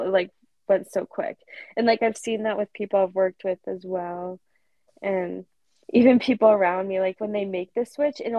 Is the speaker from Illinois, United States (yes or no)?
no; Central Maine, United States; Where I'm from Central Maine, we don't have a lot of gyms